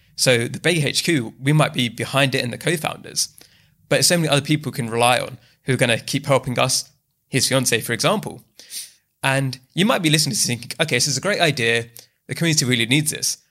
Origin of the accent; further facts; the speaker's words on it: London, United Kingdom; also born or lived in Bath; I'm born and bred in the UK. I was raised in East London